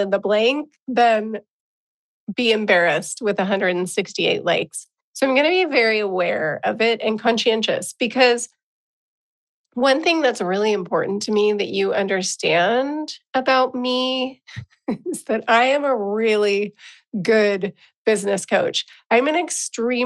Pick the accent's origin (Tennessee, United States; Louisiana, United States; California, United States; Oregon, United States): California, United States; San Diego; accent: California; as a California girl, as someone who grew up in San Diego, California